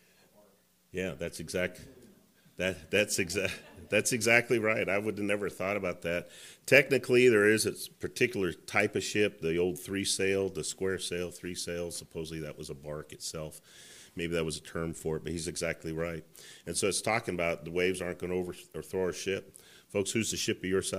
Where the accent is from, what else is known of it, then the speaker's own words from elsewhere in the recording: Colorado, United States; growing up in Colorado, they would talk about zephyrs